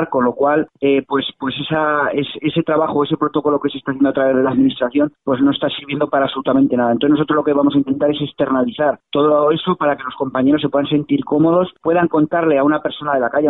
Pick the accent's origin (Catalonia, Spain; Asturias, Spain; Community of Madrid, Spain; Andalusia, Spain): Catalonia, Spain; los guardias civiles somos catalanes, eh, nuestras familias eh, están en Cataluña, nuestros hijos estudian en colegios en Cataluña y por supuesto nuestro futuro también está ahí.